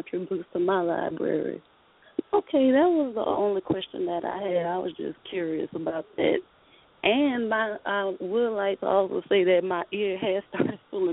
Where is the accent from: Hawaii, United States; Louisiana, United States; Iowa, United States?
Louisiana, United States; now in Georgia, United States; I'm living in Georgia and I'm in Louisiana visiting my family.